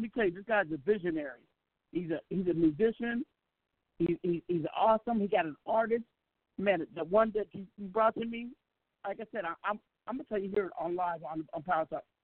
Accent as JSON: {"language": "English", "town": "Seattle", "region": "Washington", "country": "United States", "said": "I'm from the West Coast. I'm from the 206, where pimping and pattering is a daily lifestyle"}